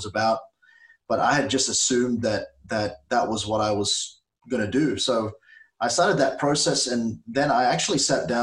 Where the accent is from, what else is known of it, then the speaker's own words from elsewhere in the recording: Australia; also born or lived in Philippines; I was saved as a 7-year-old in the Philippines. That's where we're originally from. My parents took us here when I was 7 years old. That was 31 years ago. And so I'm very Australian in my mindset. I grew up here, love the country